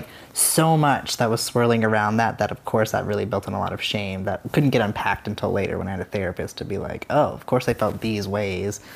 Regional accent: Casper, Wyoming, United States; moved away as an adult; I grew up in Wyoming, in Casper, Wyoming

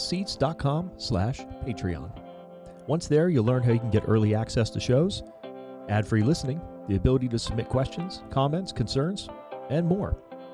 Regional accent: East Coast, United States; now in Orange County, United States; growing up in the East Coast originally

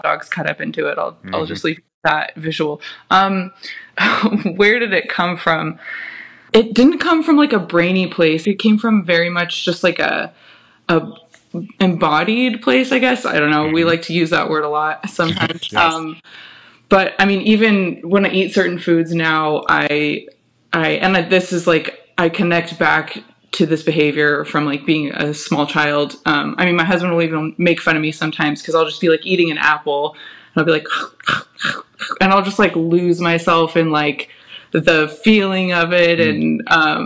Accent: California, United States; I grew up in California

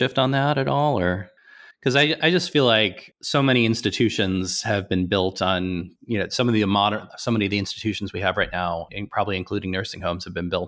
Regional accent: Nebraska, United States; I grew up in Nebraska, so I'm not too far from Kansas.

